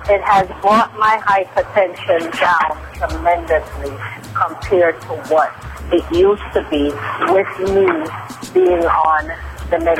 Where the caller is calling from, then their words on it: New York City, New York, United States; I am calling you from Queens, New York.